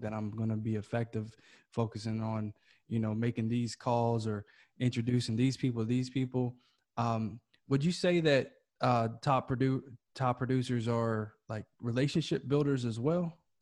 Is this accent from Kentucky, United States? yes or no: yes; Kentucky, United States; moved away as an adult; now in California, United States; I'm originally from Kentucky. We had those back in my tri-state area.